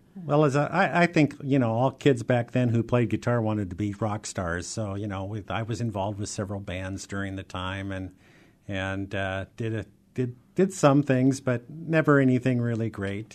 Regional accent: Seattle, Washington, United States; also born or lived in Ellensburg, Washington / Highline School District, Washington; I grew up in the Rainier Valley

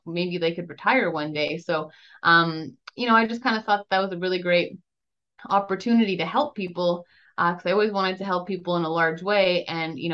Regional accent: Grande Prairie, Alberta, Canada; I was born in Grand Prairie, Alberta, Canada

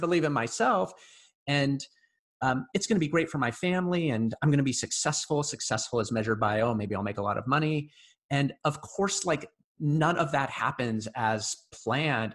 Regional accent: Bellevue, Washington, United States; I grew up in Bellevue

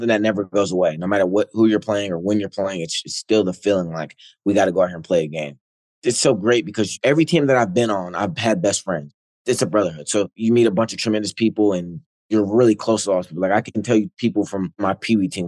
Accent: Ohio, United States; growing up in Ohio

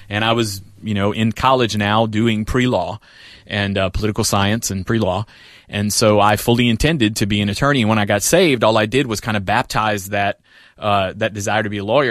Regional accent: New Orleans, Louisiana, United States; I was in Louisiana, uh, New Orleans. I grew up in New Orleans

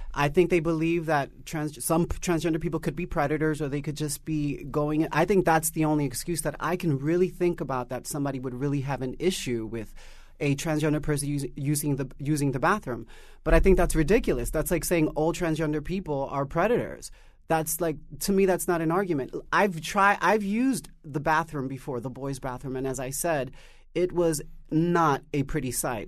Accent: New York City, New York, United States; growing up in Harlem

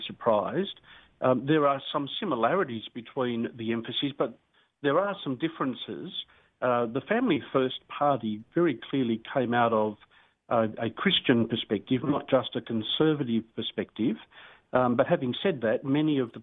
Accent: Newcastle, New South Wales, Australia; moved away; Newcastle is my hometown

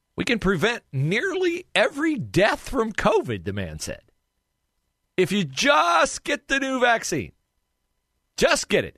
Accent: West Liberty, Ohio, United States; near my hometown of West Liberty, Ohio

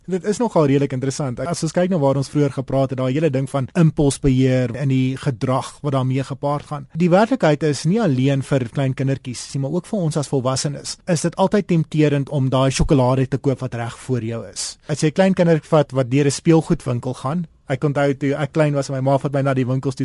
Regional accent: South Africa; ons as Suid-Afrikaners

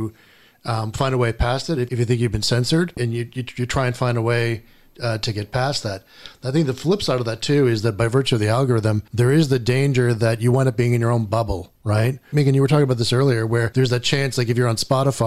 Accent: United States; as an American

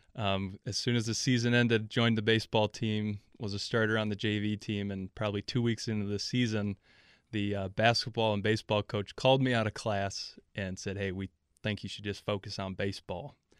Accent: El Paso, Texas, United States; moved away as an adult; also born or lived in Milwaukee, Wisconsin; I was born on the south side of Milwaukee and then, uh, moved to El Paso, Texas for middle school and high school

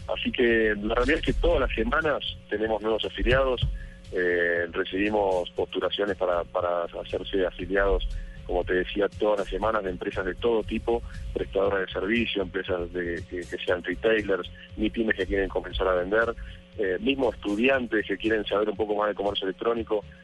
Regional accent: Argentina; moved away as an adult; now in Colombia; soy argentino, estoy hace dos años y medio aquí en Colombia

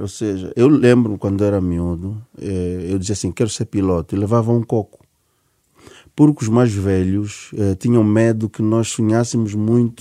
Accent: Benguela, Angola; moved away as an adult; now in Portugal; a minha terra tem Baía Azul

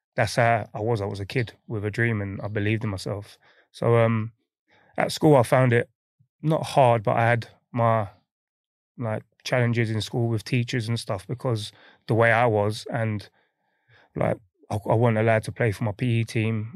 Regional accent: London, United Kingdom; moved away as an adult; also born or lived in Midlands; growing up in, you know, m, on my estate in Hackney, Nightingale Estate

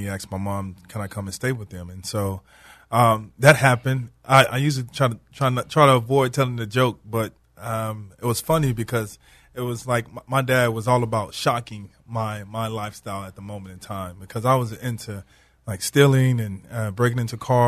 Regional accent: Houston, Texas, United States; moved away; also born or lived in Hattiesburg, Mississippi / New Orleans, Louisiana; I grew up in Houston, Texas, but I lived in Mississippi, Hattiesburg, Mississippi, New Orleans, Louisiana

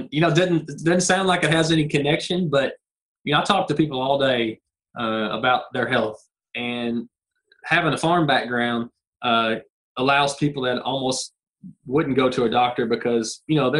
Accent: Southern Middle Tennessee, United States; So me and my wife, we're from Southern Middle Tennessee

